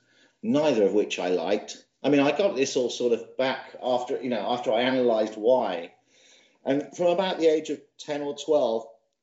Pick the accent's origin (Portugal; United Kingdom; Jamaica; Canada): United Kingdom; Bath, South West England; my mother had a strange accent, therefore I was from Scotland, even though I wasn't really. I mean, I was brought up in Bath.